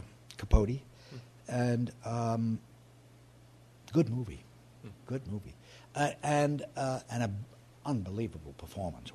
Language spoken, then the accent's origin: English; New York, United States; I'm a New Yorker and I've spent my life here